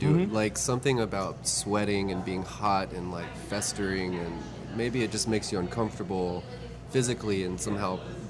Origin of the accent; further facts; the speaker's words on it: Alexandria, Louisiana, United States; Which is where I'm from.